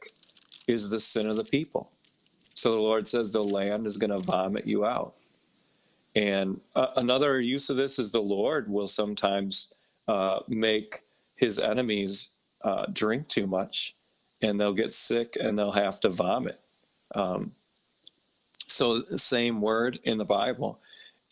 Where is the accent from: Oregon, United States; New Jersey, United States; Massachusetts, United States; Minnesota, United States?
Minnesota, United States; now in New York, United States; I'm from Minnesota